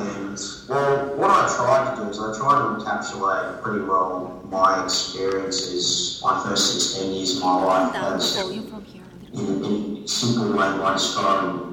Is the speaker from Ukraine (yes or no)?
no; Australia; I'm from Australia